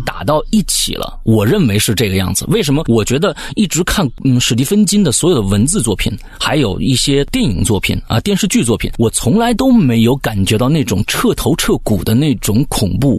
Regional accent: China; 作为中国人

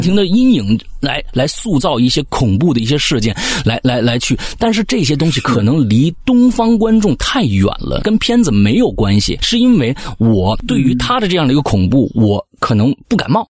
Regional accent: China; 作为中国人

